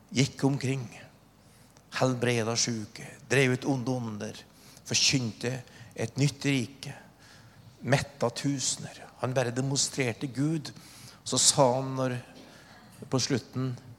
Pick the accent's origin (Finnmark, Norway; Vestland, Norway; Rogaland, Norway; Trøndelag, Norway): Trøndelag, Norway; Oppdal; Min historie er at jeg vokste opp i Trøndelag, Oppdal